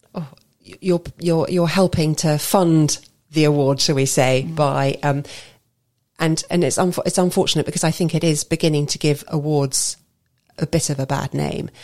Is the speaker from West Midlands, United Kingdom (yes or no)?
no; Basingstoke, South East England, United Kingdom; Basingstoke is my hometown, and what you may not know is that us local, locals like to call it Amazing Stoke